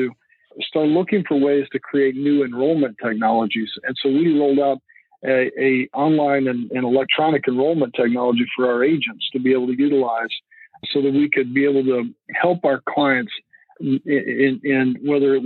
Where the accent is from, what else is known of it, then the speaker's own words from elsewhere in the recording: Lubbock, Texas, United States; moved away; I grew up in West Texas. It's where I grew up, around Lubbock, Texas